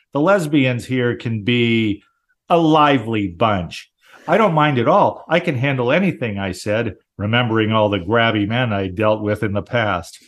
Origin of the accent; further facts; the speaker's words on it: Southern California, United States; where I lived, where I grew up in Southern California